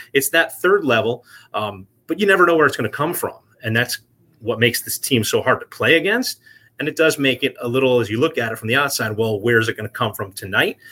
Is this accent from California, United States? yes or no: no; New Jersey, United States; now in Vermont, United States; was born and raised in New Jersey